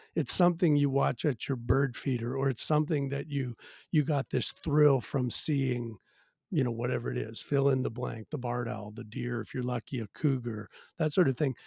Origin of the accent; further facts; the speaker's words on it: Virginia, United States; now in Washington, United States; I'm actually originally from Virginia and grew up on the edge of the the suburbs